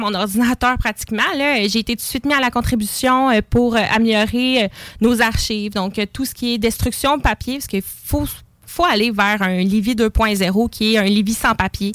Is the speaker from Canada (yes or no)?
yes; Lévis, Quebec, Canada; J'habite Lévis, je suis née à Lévis